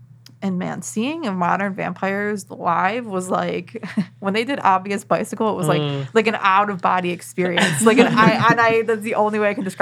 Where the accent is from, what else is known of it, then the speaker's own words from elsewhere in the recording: Buffalo, New York, United States; I'm from Buffalo, New York.